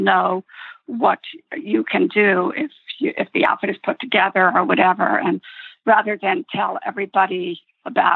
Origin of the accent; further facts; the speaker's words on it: Connecticut, United States; I'm one of 11 children growing up in Connecticut.